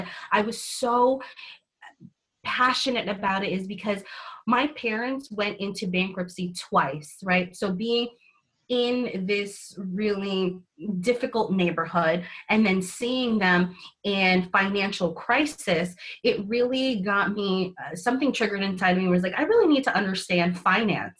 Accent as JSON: {"language": "English", "town": "New York City", "region": "New York", "country": "United States", "tie": "born or raised there", "said": "So I actually grew up in New York City"}